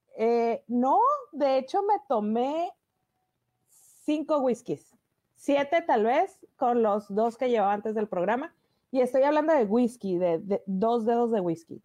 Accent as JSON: {"language": "Spanish", "region": "northern Mexico", "country": "Mexico", "said": "yo soy norteña"}